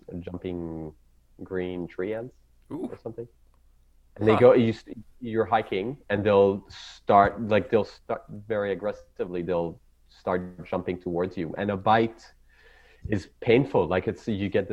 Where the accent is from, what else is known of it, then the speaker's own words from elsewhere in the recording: Jerusalem, Jerusalem District, Israel; first language Hebrew; English is a second language; moved away as an adult; now in Australia; growing up in Israel, it's like I grew up in Jerusalem